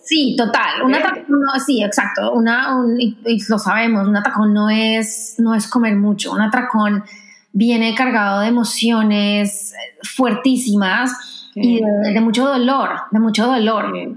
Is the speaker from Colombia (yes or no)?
yes; Colombia; moved away as an adult; also born or lived in France / New York; now in Washington, United States; yo crecí, viví en Colombia toda mi vida y me fui a hacer una maestría a Francia en 2009